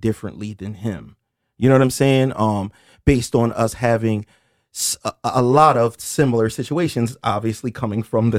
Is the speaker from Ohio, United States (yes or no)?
no; Camden, New Jersey, United States; We're from Moore Street in Camden. Well, some people think we're from Cherry Street, depending on whatever era.